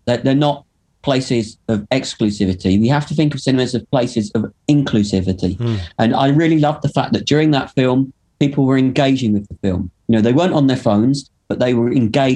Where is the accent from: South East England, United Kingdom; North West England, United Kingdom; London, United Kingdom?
London, United Kingdom; now in Manchester, United Kingdom; I grew up in London in the late 70s and 80s